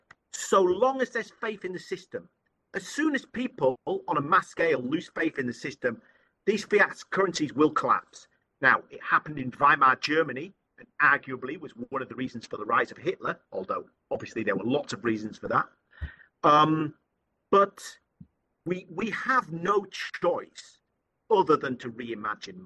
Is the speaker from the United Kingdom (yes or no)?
yes; United Kingdom; also born or lived in Thailand; I'm from the UK, I'm British, and I'm a Buddhist convert.